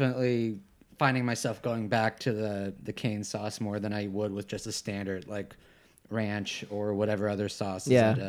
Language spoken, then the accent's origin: English; Kansas, United States; now in Boulder, United States; I'm originally from Kansas.